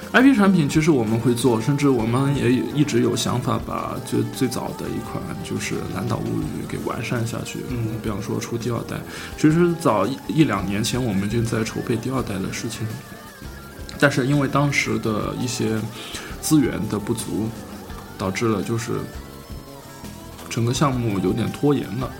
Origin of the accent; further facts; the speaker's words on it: China; 我们中国人做主机游戏远远落后国外十几二十年。